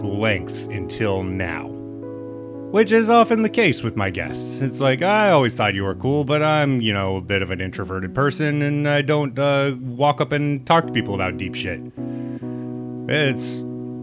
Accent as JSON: {"language": "English", "region": "Midwest", "country": "United States", "tie": "born or raised there", "said": "It is really hard to be a big, weird guy growing up in the Midwest"}